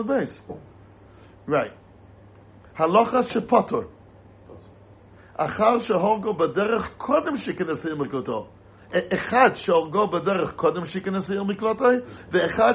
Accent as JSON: {"language": "English", "country": "United States", "said": "As an American"}